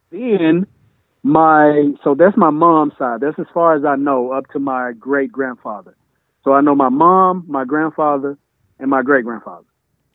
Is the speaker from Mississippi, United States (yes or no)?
yes; Oxford, Mississippi, United States; moved away as an adult; born and raised Oxford, Mississippi.